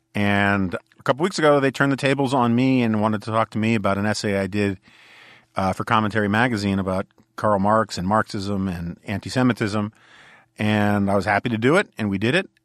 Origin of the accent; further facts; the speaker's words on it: New York City, New York, United States; growing up on the Upper West Side of Manhattan